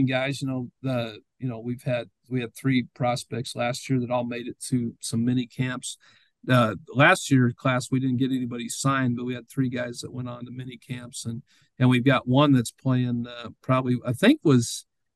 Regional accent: Greeley, Colorado, United States; moved away as an adult; also born or lived in Nashville; now in St. Charles, United States; Growing up in Greeley, Colorado

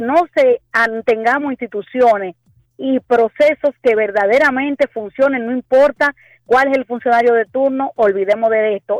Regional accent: Santiago de los Caballeros, Santiago, Dominican Republic; yo que soy de Santiago

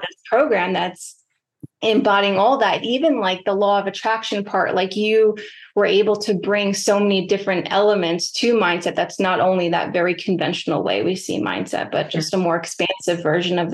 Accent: New York City, New York, United States; growing up in New York City

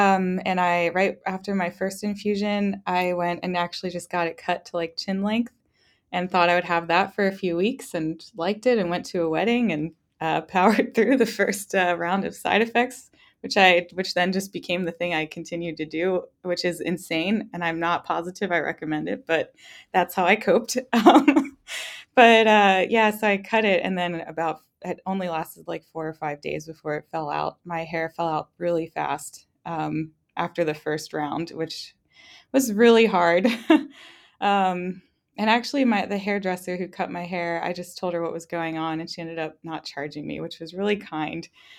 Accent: East Coast, United States; now in Nebraska, United States; Neither of us are from Nebraska. We're actually both from the East Coast. So being transplants here was intense

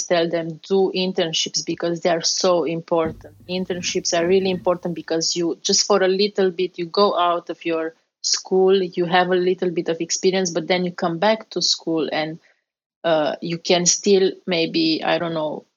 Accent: Romania; English is a second language; moved away as an adult; also born or lived in Strasbourg, France; now in United States; I came from Romania with an exchange program

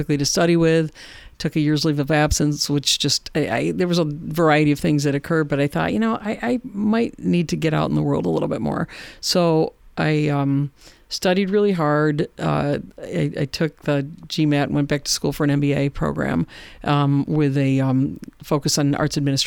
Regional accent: Warsaw, New York, United States; I grew up in Warsaw, New York, and that's where I live now.

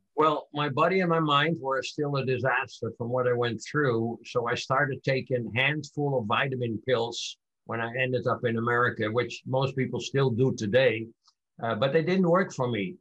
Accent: Amsterdam, North Holland, Netherlands; moved away; I was born in 1941 in Amsterdam, Holland, during World War II

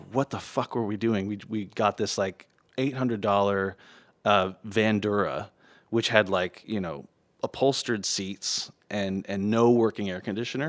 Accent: Los Angeles, California, United States; I was born in Hollywood in, in a little bungalow.

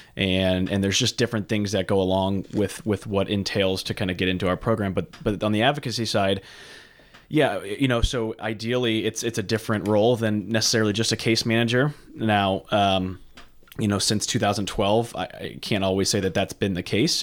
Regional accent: St. Charles, Missouri, United States; I grew up in Saint Charles, Missouri

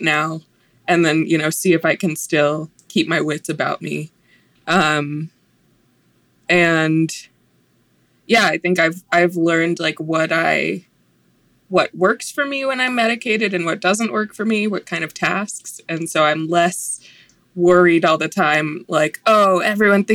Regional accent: Fort Lauderdale, Florida, United States; now in Utah, United States; I grew up near Fort Lauderdale in the suburb out there

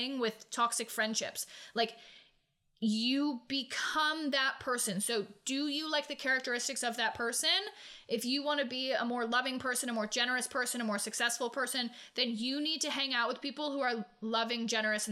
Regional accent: New England, United States; moved away as an adult; also born or lived in Myrtle Beach, South Carolina; I grew up in New England

